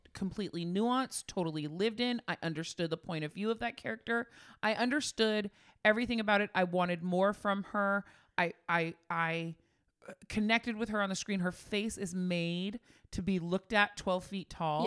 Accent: Bay Area, California, United States; we grew up in the Bay Area

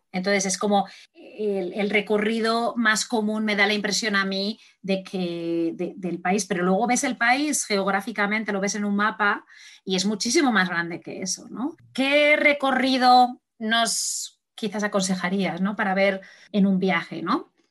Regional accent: Spain; moved away; yo, soy de España, aunque no vivo aquí.

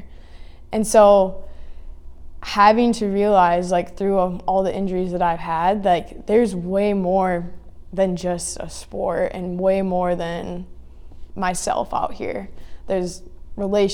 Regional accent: Greenville, Michigan, United States; moved away as an adult; now in South Dakota, United States; I'm originally from Greenville, Michigan

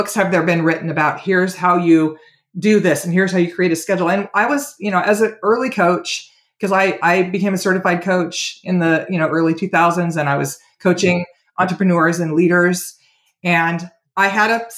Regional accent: Oregon, United States; moved away; also born or lived in California / Walla Walla, Washington / Portland, Oregon; I was born in California. Most Californians moved to Oregon in the late 60s, and my family did too. And I grew up in Oregon

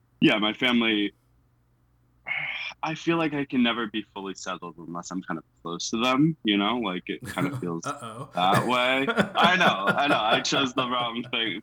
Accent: United States; moved away as an adult; now in Queensland, Australia; I'm actually from America

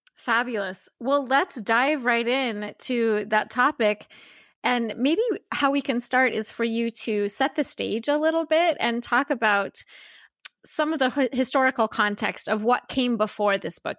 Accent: United States; a white woman who was born and raised in the United States

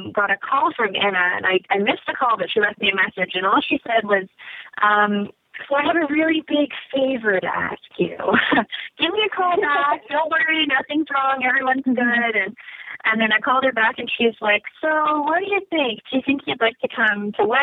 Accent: Canada; I'm Canadian

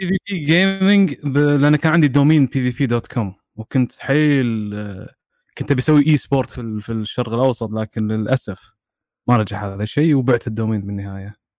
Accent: Kuwait; عندنا بالكويت

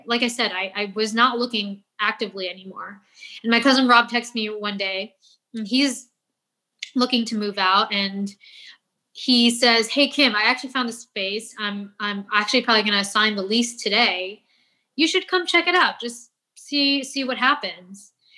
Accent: Philippines; the fact that I'm doing Filipino food and I am Filipino

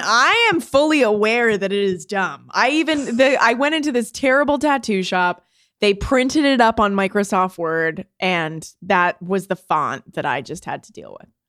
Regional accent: Canada; I'm from Canada

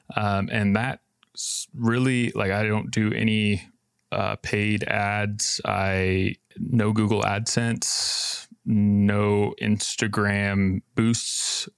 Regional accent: Boise, Idaho, United States; I'm from Boise, Idaho

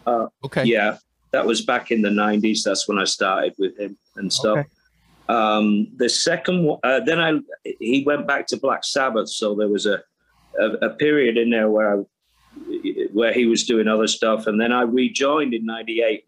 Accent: England, United Kingdom; me being English

